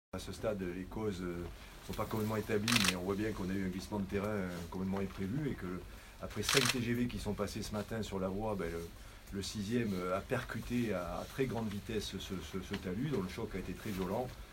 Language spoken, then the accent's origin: French; France; quand on est français